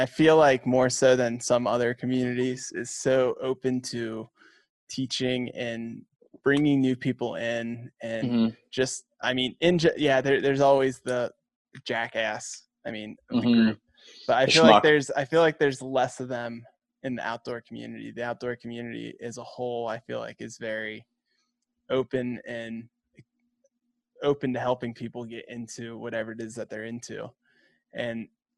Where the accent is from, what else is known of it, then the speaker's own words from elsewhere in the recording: Midwest, United States; being a Midwesterner